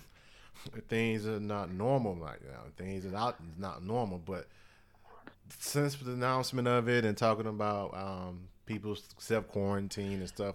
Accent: Mississippi, United States; that's from my home state

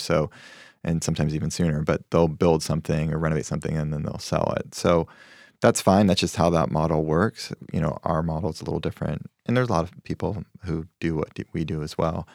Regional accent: Spokane, Washington, United States; moved away as an adult; also born or lived in New York; wanted to do real estate back in my home state where I felt m, a little more connection

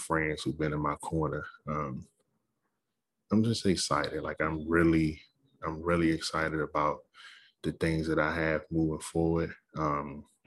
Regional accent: Capitol Heights, Maryland, United States; moved away; I grew up in Capitol Heights

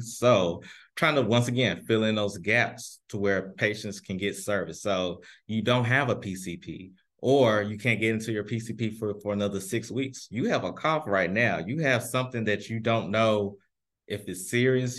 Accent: Memphis, Tennessee, United States; now in St. Louis, United States; I am originally from Memphis, Tennessee

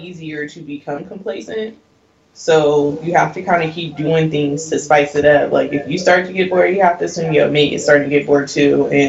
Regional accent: West Coast, United States; I'm from the West Coast.

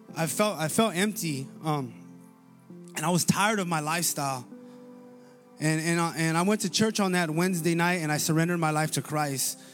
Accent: Paramount, California, United States; some of my best memories, uh, that I have growing up in Paramount was, uh, was playing sports

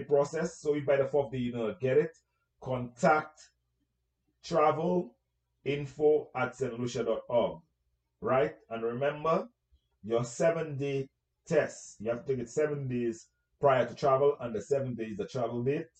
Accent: St. Lucia; moved away; You have my accent. You know where I'm from. I'm from St. Lucia

